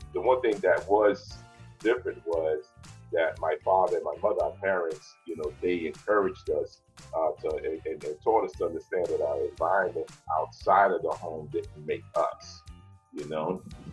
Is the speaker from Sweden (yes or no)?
no; New York City, New York, United States; moved away; also born or lived in Brooklyn, New York; I was born in Brooklyn, raised in the South Bronx.